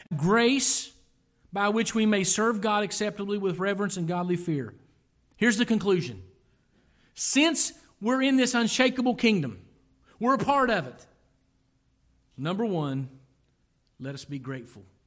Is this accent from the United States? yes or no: yes; Lawrence County, Ohio, United States; I am from Lawrence County, Ohio